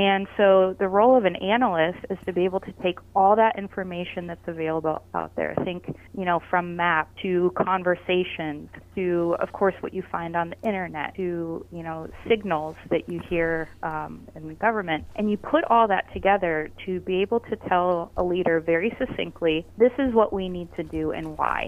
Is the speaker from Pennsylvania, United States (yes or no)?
yes; Erie, Pennsylvania, United States; I grew up in Erie